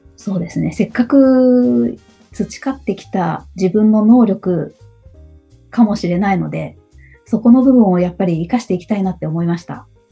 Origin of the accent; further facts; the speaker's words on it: Hamamatsu, Shizuoka, Japan; also born or lived in Nagoya; now in Kakegawa, Japan; の今は掛川ですけど、えー、うん、浜松の方です。